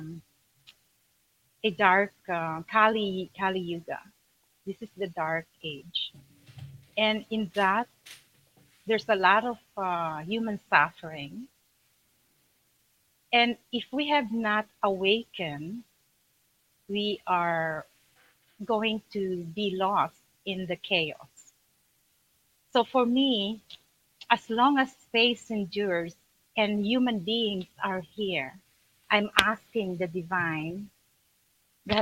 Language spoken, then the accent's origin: English; Manila, Metro Manila, Philippines; moved away as an adult; I was born in Philippines, Manila.